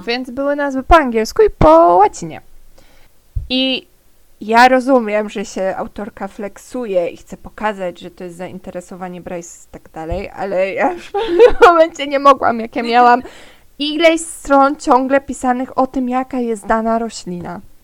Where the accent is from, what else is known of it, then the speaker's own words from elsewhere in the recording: Silesian Voivodeship, Poland; Z, z Górnego Śląska nie pochodzę, pochodzę ze Śląska.